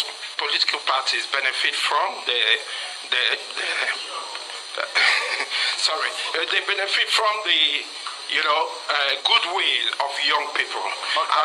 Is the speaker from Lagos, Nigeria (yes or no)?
yes; Lagos, Nigeria; moved away as an adult; now in United Kingdom; I grew up in Lagos